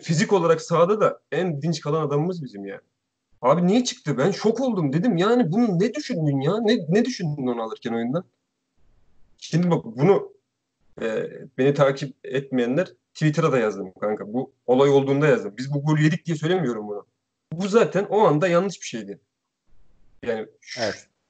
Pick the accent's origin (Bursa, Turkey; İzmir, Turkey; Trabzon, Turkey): Trabzon, Turkey; Araklı; Gerçi ben de Araklıyım